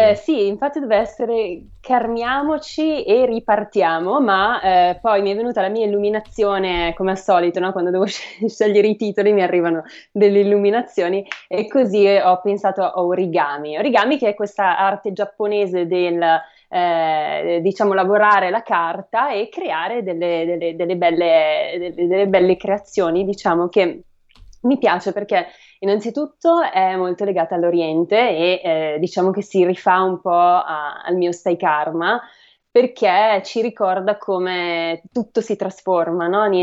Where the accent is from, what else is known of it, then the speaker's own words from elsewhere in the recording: Bergamo, Lombardy, Italy; born there; anche se sono nata a Bergamo, ma insomma ogni anno almeno due settimane devo vederlo.